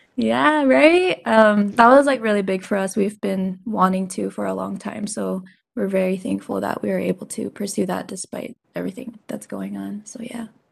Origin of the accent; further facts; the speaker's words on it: Seattle, Washington, United States; now in Las Vegas, United States; I currently live in Las Vegas, Nevada, but um, I'm originally from Seattle